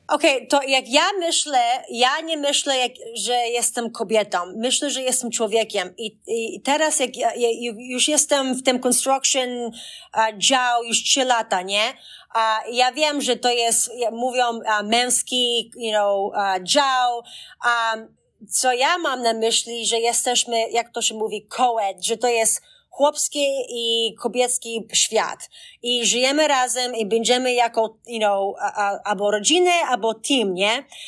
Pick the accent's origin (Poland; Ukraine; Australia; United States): United States; Boston, Massachusetts; also born or lived in Dorchester; ja urodziłam się w Bostonie